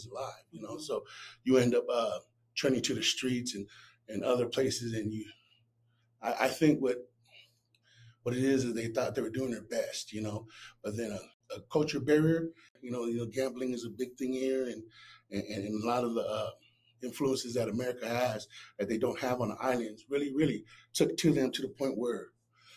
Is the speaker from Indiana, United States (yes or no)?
no; Long Beach, California, United States; I was raised in Long Beach, California, and I was born in 81